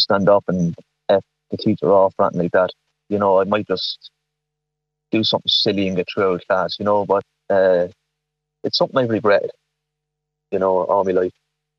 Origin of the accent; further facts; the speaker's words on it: Navan, County Meath, Ireland; I'm from Navan, County Mead